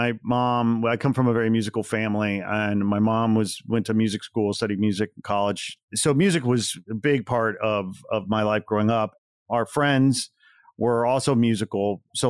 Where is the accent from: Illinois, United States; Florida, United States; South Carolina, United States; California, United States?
Illinois, United States; And I grew up 40 miles outside Chicago.